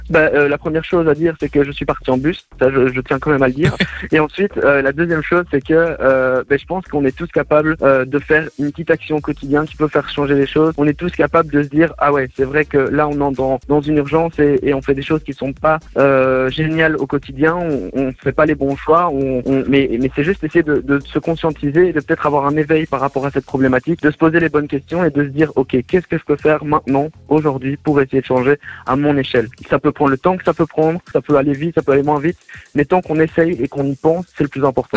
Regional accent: Belgium; moi, je suis belge

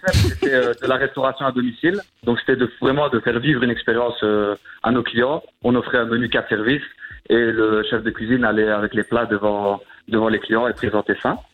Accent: Verviers, Wallonia, Belgium; je suis originaire de Verviers.

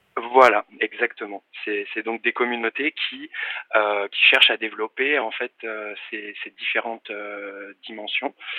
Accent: Paris, Île-de-France, France; j'ai grandi à Paris

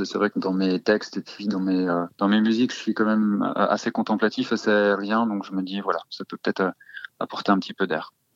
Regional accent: Normandy, France; je, suis euh, normand et là où j'ai grandi

